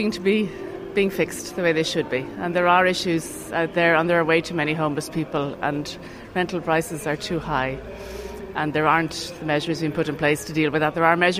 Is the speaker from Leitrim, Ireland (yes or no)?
no; County Meath, Ireland; because I'm from East Meath